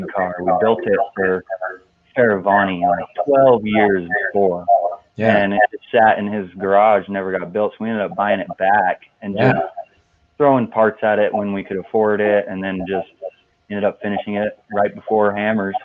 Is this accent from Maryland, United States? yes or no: no; Cortez, Colorado, United States; also born or lived in Moab, Utah; my hometown, Cortez